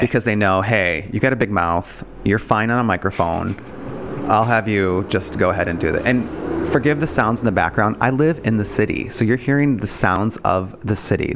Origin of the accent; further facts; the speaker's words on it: Detroit, Michigan, United States; I'm from Detroit. I had m, Detroit public school education